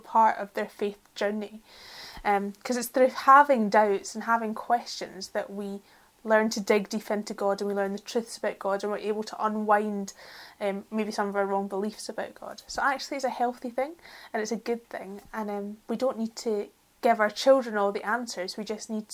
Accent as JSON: {"language": "English", "town": "Glasgow", "region": "Scotland", "country": "United Kingdom", "said": "we're Glaswegian, so we speak really fast"}